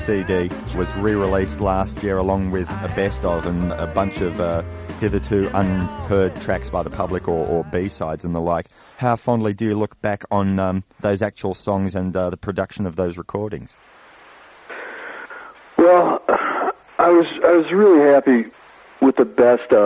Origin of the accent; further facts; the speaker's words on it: Detroit, Michigan, United States; moved away as an adult; also born or lived in New York; I grew up in the Detroit area